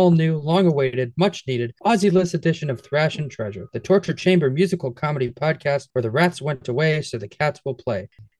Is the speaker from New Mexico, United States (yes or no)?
no; Chicago, Illinois, United States; also born or lived in Boston; I was born in Boston, and we moved to Chicago when I was two.